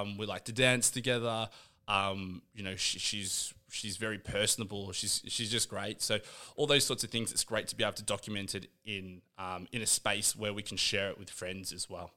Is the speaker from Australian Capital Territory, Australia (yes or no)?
yes; Canberra, Australian Capital Territory, Australia; I grew up in Canberra